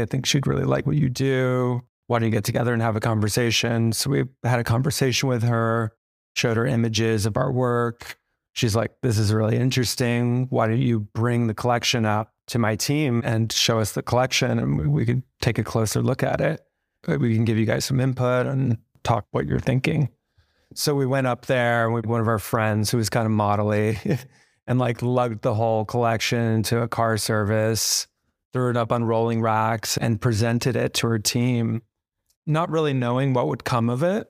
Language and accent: English; New Jersey, United States; moved away as an adult; also born or lived in Tokyo, Japan; now in New York, United States; moved to America around kindergarten and to New Jersey